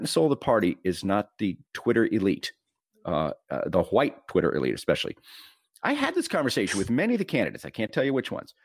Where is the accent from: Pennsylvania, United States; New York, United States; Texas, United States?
Texas, United States; I'm from Texas